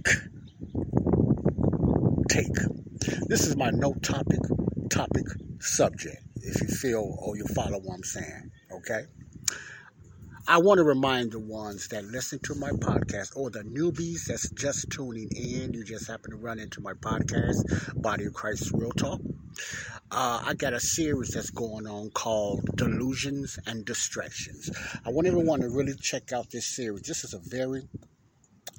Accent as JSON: {"language": "English", "town": "Chicago", "region": "Illinois", "country": "United States", "tie": "born or raised there", "said": "I'm outside in my hometown, Ada Park, here in Chicago"}